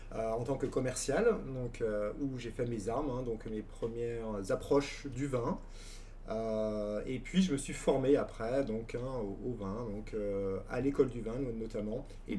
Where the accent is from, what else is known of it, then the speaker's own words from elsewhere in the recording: Champagne, Grand Est, France; moved away; also born or lived in Dijon / Burgundy; je viens donc de Champagne